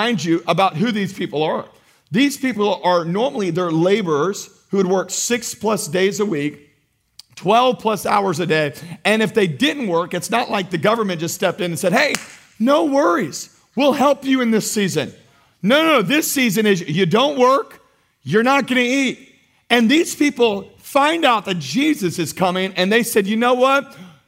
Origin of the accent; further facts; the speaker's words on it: United States; as American Christians